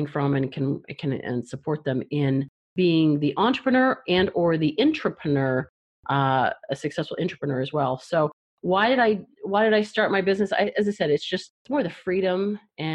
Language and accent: English; Canada; moved away; also born or lived in Toronto; I'm from Canada, so that was back in Toronto